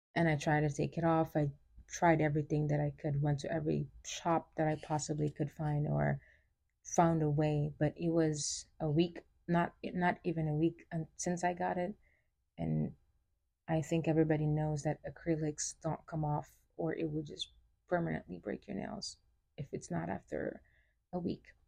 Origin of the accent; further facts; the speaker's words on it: Senegal; moved away; also born or lived in New York, United States; I was born in New York and I was raised in uh, West Africa, Senegal. I was there for nearly 16 years